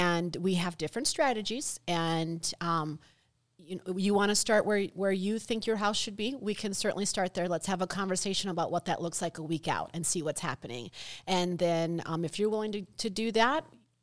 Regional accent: United States; me growing up on the Mississippi River

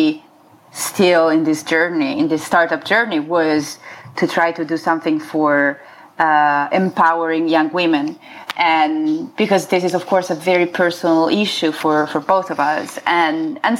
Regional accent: near Florence, Tuscany, Italy; moved away as an adult; also born or lived in Milan, Italy / San Francisco, United States; now in Los Angeles, United States; I grew up in Tuscany, in Italy, near Florence, in a small town in the countryside

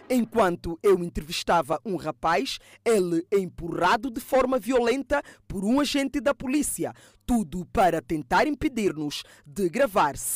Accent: Angola; Eu, como angolano, falo isso.

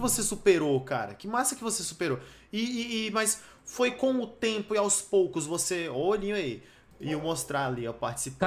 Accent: Brasília, Federal District, Brazil; Eu sou de Brasília

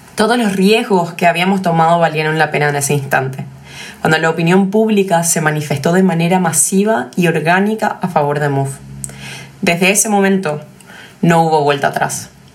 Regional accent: Paraguay; somos paraguayos y conocemos nuestro mercado mejor que nadie

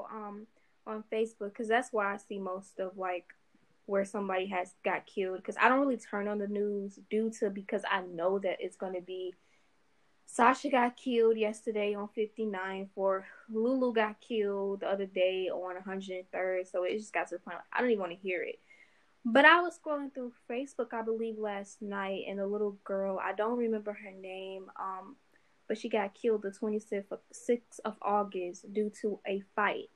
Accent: Chicago, Illinois, United States; growing up in Chicago

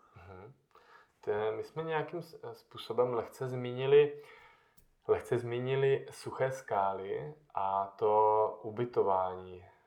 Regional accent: Moravian Karst, South Moravian Region, Czechia; z té části, odkud já pocházím, z Moravského krasu

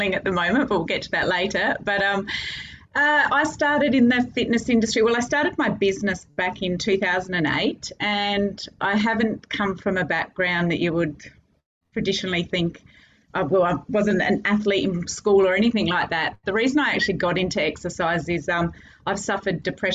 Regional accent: Adelaide, South Australia, Australia; moved away as an adult; now in Cairns, Australia; I'm from Adelaide originally

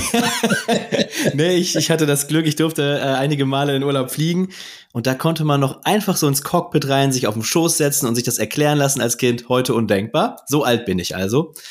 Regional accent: Ruhr area, North Rhine-Westphalia, Germany; Und ich komme ja aus dem Ruhrgebiet

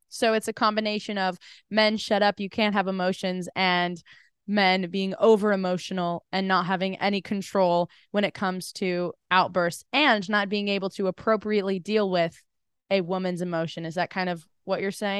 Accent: United States; being an American

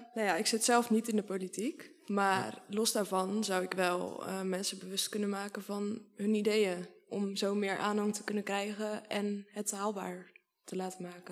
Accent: Sliedrecht, South Holland, Netherlands; ik woon nu in Sliedrecht. Sliedrecht is ook mijn geboorteplaats.

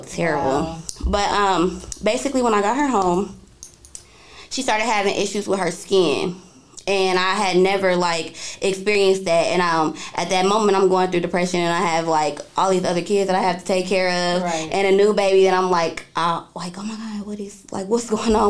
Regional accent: Indianapolis, Indiana, United States; I'm from Indianapolis, Indiana

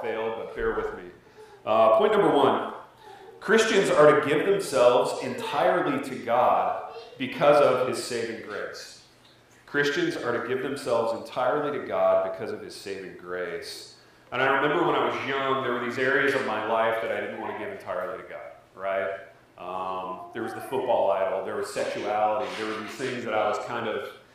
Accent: Indiana, United States; I was from Indiana. I grew up in Corn

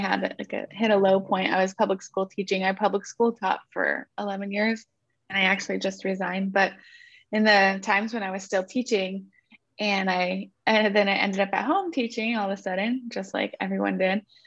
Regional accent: Northern California, United States; moved away as an adult; now in Santa Barbara, United States; I'm from Northern California

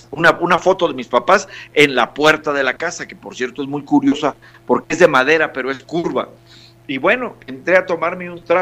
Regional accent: Monterrey, Nuevo León, Mexico; born there; also born or lived in Veracruz; Yo nací en Monterrey, pero una de mis ciudades preferidas es el puerto de Veracruz. Ahí viví 11 años

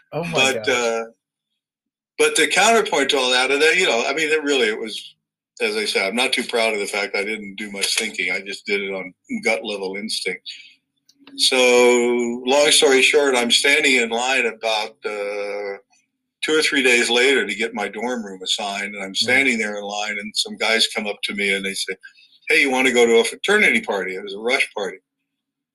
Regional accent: Southern California, United States; I grew up in Southern California

